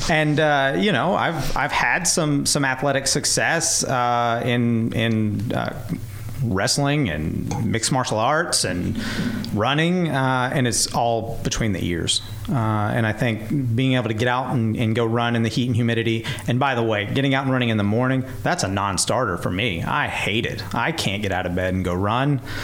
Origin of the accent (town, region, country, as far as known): Clarksville, Tennessee, United States; born or raised there; also born or lived in Alabama / Germany